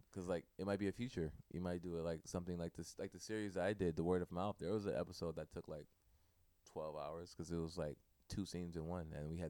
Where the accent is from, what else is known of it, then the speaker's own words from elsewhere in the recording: Inglewood, California, United States; I'm from Inglewood, California. Cool. Born and raised.